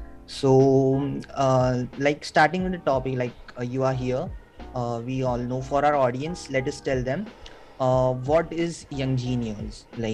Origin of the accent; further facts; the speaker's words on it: India; So me, myself, being an Indian student